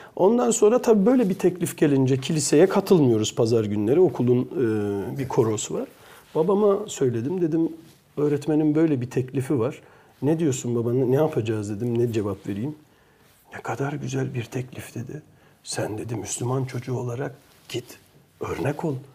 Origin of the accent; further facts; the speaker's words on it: Belgium; moved away as an adult; now in Turkey; Belçika'da doğduğum için de Belçikalı e, e, de aynı zamanda